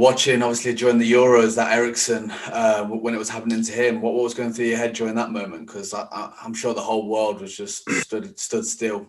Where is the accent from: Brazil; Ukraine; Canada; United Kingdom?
United Kingdom; Leicester, East Midlands; I'm from Leicester